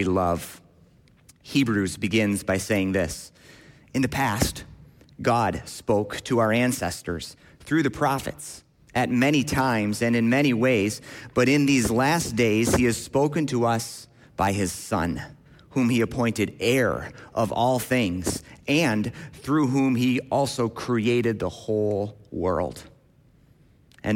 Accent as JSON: {"language": "English", "town": "Grand Rapids", "region": "Michigan", "country": "United States", "tie": "born or raised there", "said": "I grew up in Grand Rapids, Michigan, at Millbrook CRC"}